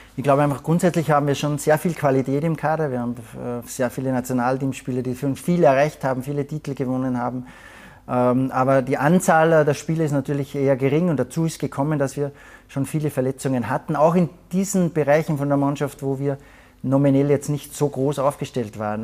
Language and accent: German; Salzburg, Austria; moved away as an adult; now in Munich, Germany; als Salzburger